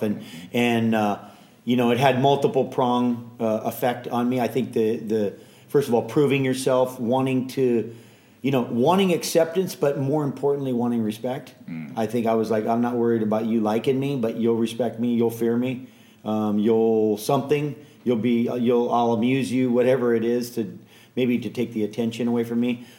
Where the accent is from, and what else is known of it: Hawaii, United States; born or raised there; also born or lived in San Francisco, California